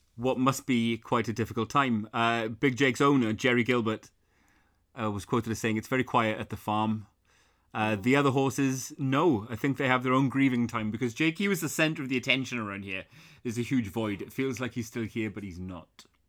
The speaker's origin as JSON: {"language": "English", "region": "South Wales", "country": "United Kingdom", "tie": "born or raised there", "said": "where I grew up in South Wales, we had, like, fields behind the house where people would keep horses"}